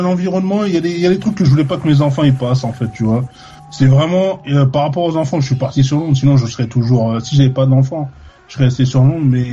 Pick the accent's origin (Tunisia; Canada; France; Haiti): France; accent: French; moved away as an adult; also born or lived in London, United Kingdom; now in Ipswich, United Kingdom; j'ai quitté la France le 10 juin 2002